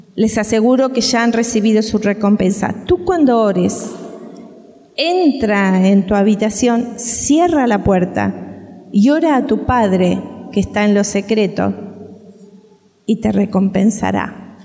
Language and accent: Spanish; Uruguay; moved away; nosotros somos uruguayos